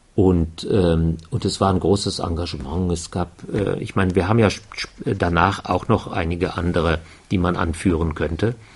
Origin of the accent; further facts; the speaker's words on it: North Rhine-Westphalia, Germany; accent: Ruhrgebiet; moved away as an adult; now in Würzburg, Germany; geboren eigentlich am Niederrhein, also nicht Ruhrgebiet mehr